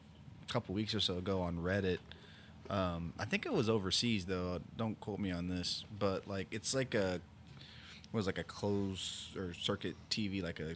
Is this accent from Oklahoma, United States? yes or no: yes; Oklahoma, United States; man, I grew up in Oklahoma, and this is, it reminds me of Oklahoma.